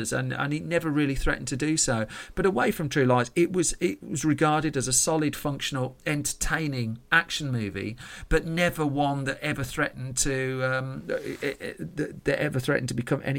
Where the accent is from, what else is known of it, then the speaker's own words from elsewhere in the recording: United Kingdom; I'm British